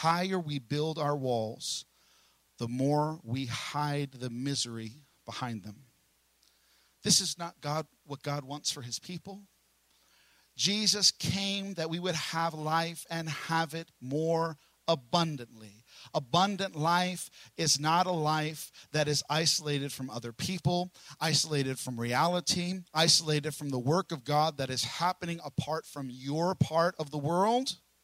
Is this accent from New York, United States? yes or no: yes; New York City, New York, United States; also born or lived in Brooklyn; now in Oklahoma, United States; I'm from New York. I was born in Staten Island